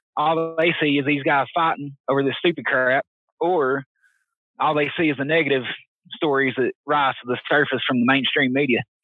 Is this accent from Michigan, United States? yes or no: no; Knoxville, Tennessee, United States; East Tennessee native. I was born and raised around Knoxville.